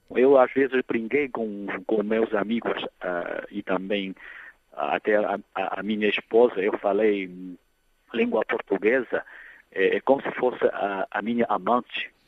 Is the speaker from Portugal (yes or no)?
no; Nanjing, Jiangsu, China; Portuguese is a second language; eu sou natural da cidade de Nanjing, da província de Jiangsu